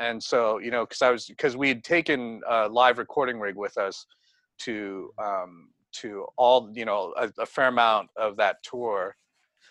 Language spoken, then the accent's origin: English; the Bay Area, California, United States; I'm from the Bay Area